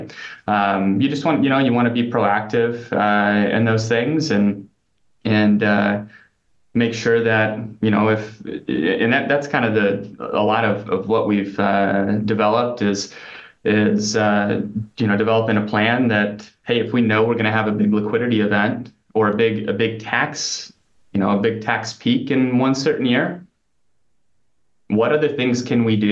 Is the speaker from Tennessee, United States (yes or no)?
no; Nebraska, United States; I grew up in Nebraska, but worked in like upstate New York and Pennsylvania, Massachusetts.